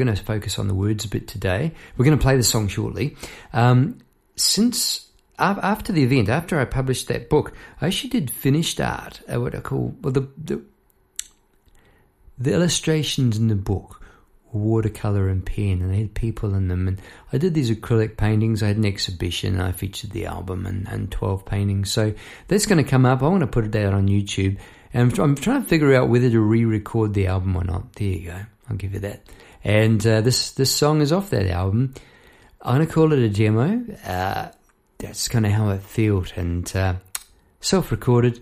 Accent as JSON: {"language": "English", "country": "New Zealand", "tie": "born or raised there", "moved": "as an adult", "lives_now": "Melbourne, Australia", "said": "I'm in Melbourne. I was born in New Zealand"}